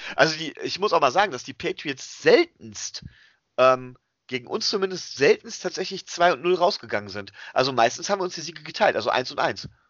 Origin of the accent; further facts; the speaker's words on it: Germany; wir kommen hier aus Deutschland